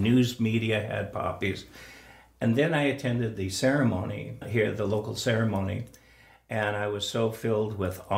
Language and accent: English; United States; also born or lived in Seattle; as an American, growing up with the American system of identity